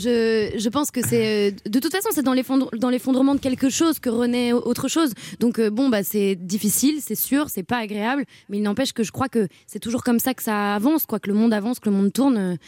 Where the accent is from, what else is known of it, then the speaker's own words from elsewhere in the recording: Paris, Île-de-France, France; Je suis née à Paris.